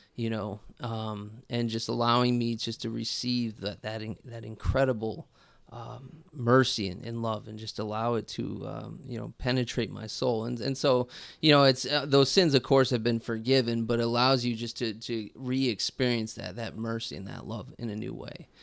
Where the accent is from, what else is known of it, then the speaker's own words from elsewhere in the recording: Colorado, United States; moved away; also born or lived in St. Louis, Missouri; I'm originally from Colorado